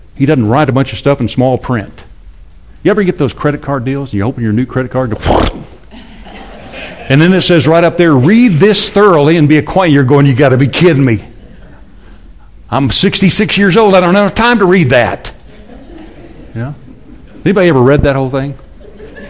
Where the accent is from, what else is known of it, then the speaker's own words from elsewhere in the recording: Amarillo, Texas, United States; I grew up in Amarillo.